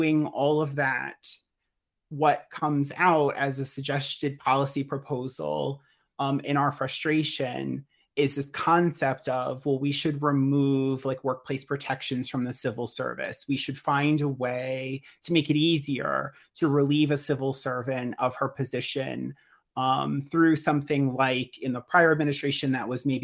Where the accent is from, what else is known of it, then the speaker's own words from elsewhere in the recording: United States; as an American myself